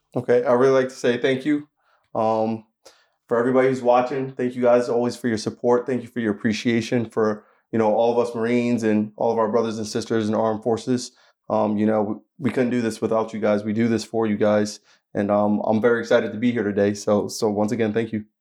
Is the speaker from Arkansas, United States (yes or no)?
no; Asbury Park, New Jersey, United States; I'm actually from New Jersey. So I'm from Asbury Park, New Jersey, which is on the shoreline